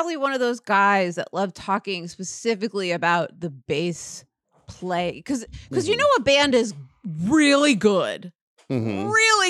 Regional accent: the South, United States; Growing up in the South, you would hang out at the Bass Pro Shop.

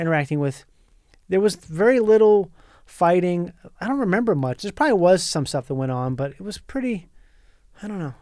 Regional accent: Minnesota, United States; moved away as an adult; also born or lived in Florida; now in Los Angeles, United States; I grew up in Minnesota, went to high school there

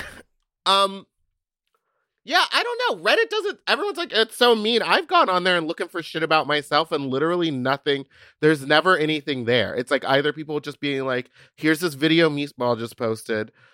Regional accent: Texas, United States; I'm from Texas.

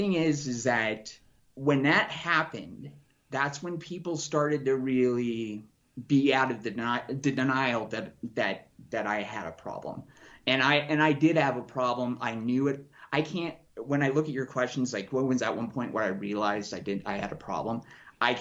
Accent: Casper, Wyoming, United States; moved away as an adult; also born or lived in Denver, Colorado / Portland, Oregon; now in Colorado, United States; I was born and raised in Wyoming, Casper, Wyoming

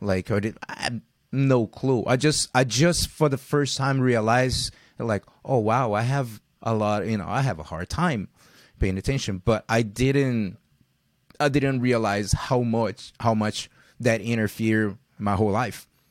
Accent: Rio de Janeiro, Brazil; living, growing up in Rio

